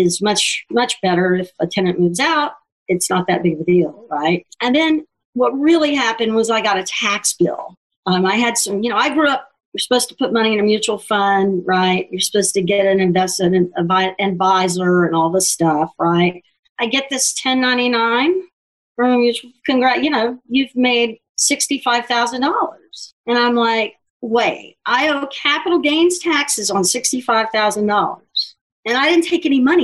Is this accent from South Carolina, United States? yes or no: no; Houston, Texas, United States; moved away as an adult; also born or lived in Mississippi / Dallas / Lubbock; now in New York, United States; I moved to Houston when I was small. And so I grew up in Houston and a little bit in Dallas